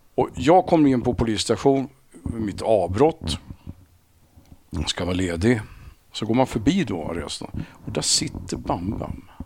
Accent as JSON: {"language": "Swedish", "town": "Sundbyberg", "region": "Stockholm County", "country": "Sweden", "tie": "born or raised there", "said": "Sumpan det sumpan jag växte upp"}